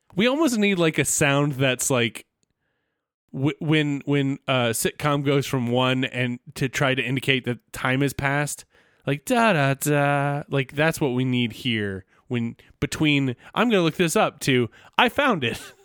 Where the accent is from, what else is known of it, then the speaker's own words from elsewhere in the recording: the South, United States; I'm from the South.